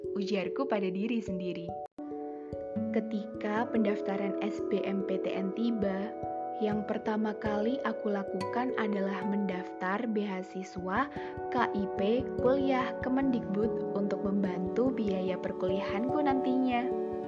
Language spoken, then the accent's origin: Indonesian; Pekalongan, Central Java, Indonesia; melanjutkan di S M A satu Pekalongan. S M A unggulan di kotaku tercinta.